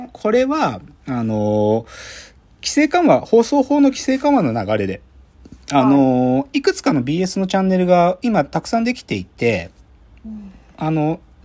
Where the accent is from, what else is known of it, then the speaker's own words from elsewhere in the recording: Gunma, Japan; 僕の出身の群馬